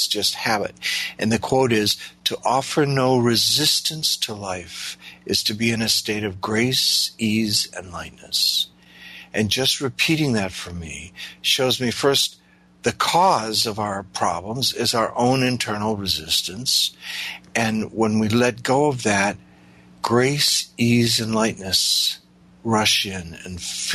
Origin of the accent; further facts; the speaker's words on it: Midwest of the U.S., United States; moved away; I came from the Midwest of the U.S.